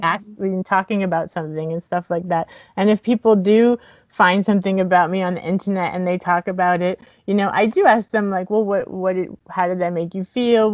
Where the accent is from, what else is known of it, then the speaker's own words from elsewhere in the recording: Miami, Florida, United States; I grew up in Miami, so there's a lot of Santeria